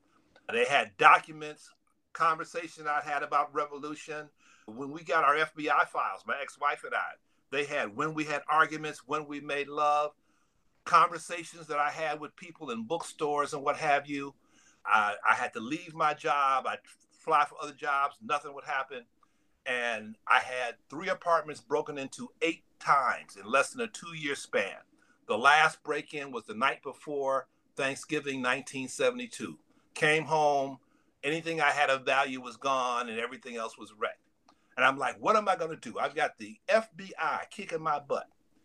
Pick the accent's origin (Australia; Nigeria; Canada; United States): United States; Chicago, Illinois; So I'm originally from Chicago.